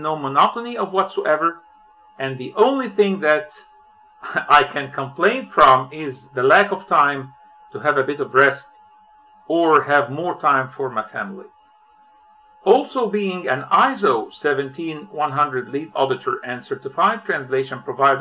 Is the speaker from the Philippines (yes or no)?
no; Cairo, Cairo Governorate, Egypt; I am from Cairo, Egypt.